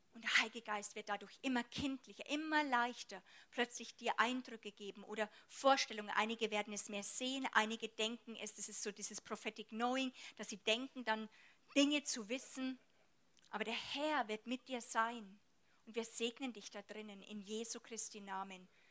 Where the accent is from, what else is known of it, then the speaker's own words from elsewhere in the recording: Germany; bei uns in Deutschland